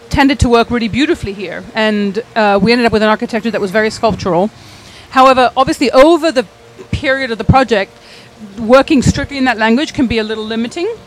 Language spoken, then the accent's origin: English; Lebanon; also born or lived in England / Abu Dhabi / Jordan / Saudi Arabia; So we were born in England and we grew up in the Middle East, in Lebanon, in Abu Dhabi, in Jordan, in Saudi Arabia.